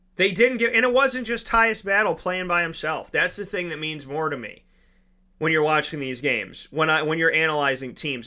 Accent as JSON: {"language": "English", "town": "Syracuse", "region": "New York", "country": "United States", "tie": "born or raised there", "said": "I was born and raised in Syracuse"}